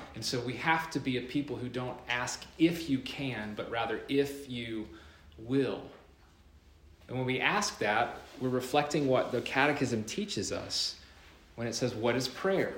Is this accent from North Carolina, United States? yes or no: yes; North Carolina, United States; my home state, North Carolina.